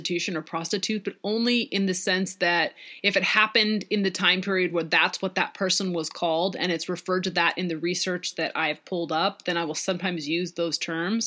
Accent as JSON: {"language": "English", "region": "Pacific Northwest", "country": "United States", "tie": "born or raised there", "said": "growing up in the Pacific Northwest"}